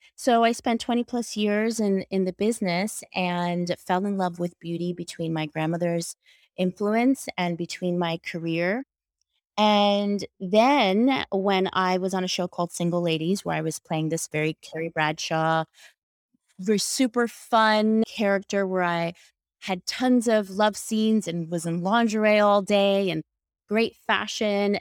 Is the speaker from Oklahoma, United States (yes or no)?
no; New York, United States; I'm from New York